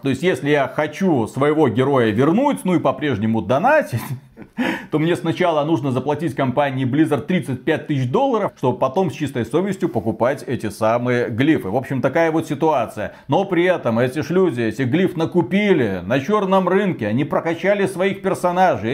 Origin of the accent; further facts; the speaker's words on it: Belarus; я белорус